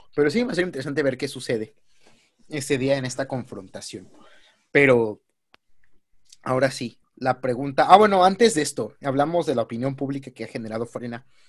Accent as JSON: {"language": "Spanish", "country": "Mexico", "said": "como mexicano"}